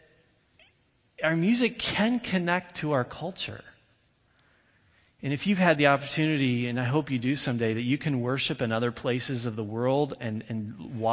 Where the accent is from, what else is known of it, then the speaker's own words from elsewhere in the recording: Indiana, United States; I grew up in Indiana